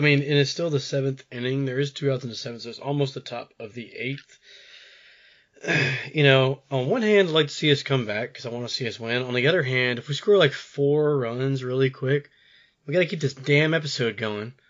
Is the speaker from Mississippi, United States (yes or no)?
yes; Jackson, Mississippi, United States; growing up in Jackson